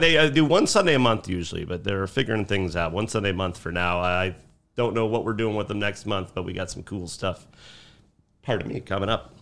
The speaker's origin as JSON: {"language": "English", "town": "Chicago", "region": "Illinois", "country": "United States", "tie": "born or raised there", "also_born_or_lived": "Mount Greenwood, Chicago", "said": "I grew up in Beverly, and I live in Mount Greenwood"}